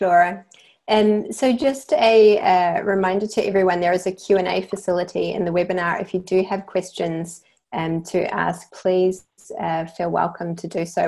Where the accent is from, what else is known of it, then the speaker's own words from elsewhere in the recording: New Zealand; accent: New Zealand; you can probably tell from my accent that I'm from New Zealand.